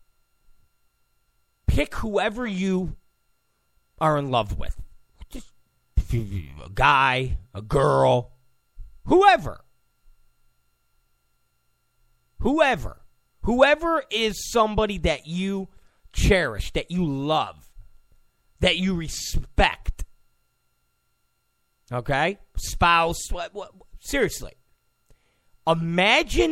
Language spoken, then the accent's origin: English; New York, United States; I'm a New Yorker. I'm from New York.